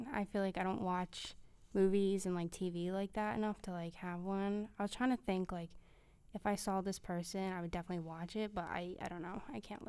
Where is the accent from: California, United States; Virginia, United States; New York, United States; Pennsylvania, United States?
Pennsylvania, United States; Philadelphia; I'm from Philadelphia